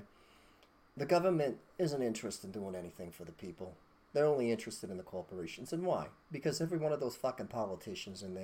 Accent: United States; we're American

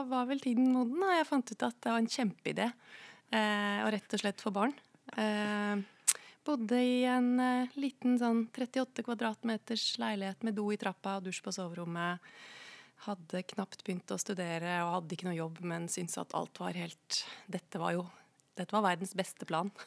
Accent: Koppang, Innlandet, Norway; moved away as an adult; also born or lived in Tynset; now in Oslo, Norway; Jeg er fra Koppang i Stor-Elvdal kommune. Ja. ja. Eh, men jeg flytta til Oslo da jeg var eh, Eller flytta til Tynset og litt sånn, men jeg flytta til Oslo Hva skal jeg si? Jeg flytta så fort jeg kunne

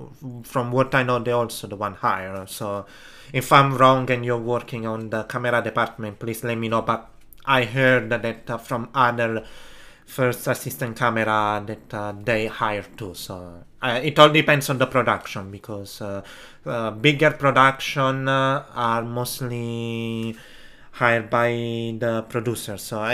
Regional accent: Italy; English is a second language; Be helped by someone native speaker in English, because trust, in my case that I come from Italy, I need someone who help me with the grammar

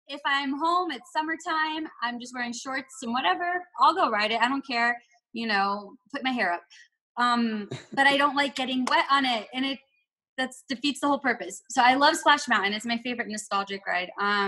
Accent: Florida, United States; moved away as an adult; also born or lived in Orlando / Oklahoma / Washington State; now in Missouri, United States; I was born and raised in Florida. I'm a teacher taking a break, married with two dogs, and I'm 31 years old.

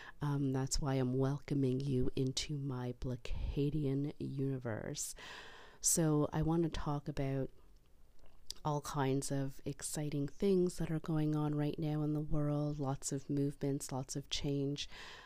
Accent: Canada; I am both Black and I am Canadian.

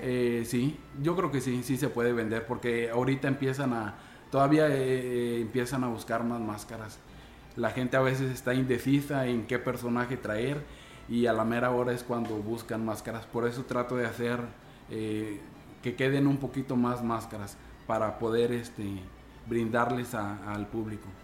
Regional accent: Tamuín, San Luis Potosí, Mexico; soy un artesano de Antiguo Tamuín, Tamuín, San Luis Potosí.

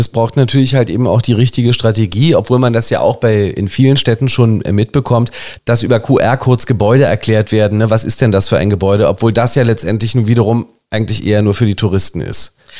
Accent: Germany; also born or lived in Berlin; uns Deutschen

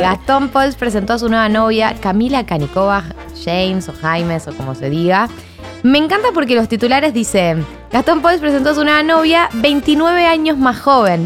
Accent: Chile; mi país, en Chile

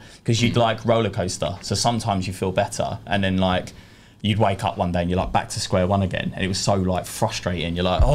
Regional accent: London, United Kingdom; from East London, 32 years old

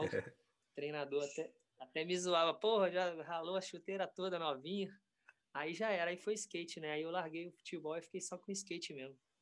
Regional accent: Volta Redonda, Rio de Janeiro, Brazil; lá em Volta Redonda, né, minha cidade natal

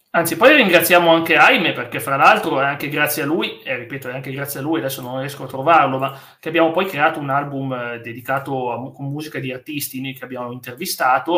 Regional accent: Turin, Piedmont, Italy; sono di, più o meno anch'io di Torino

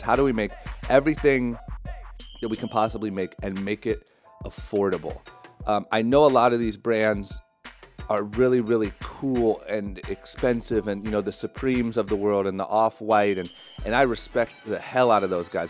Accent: Ohio, United States; growing up in Ohio

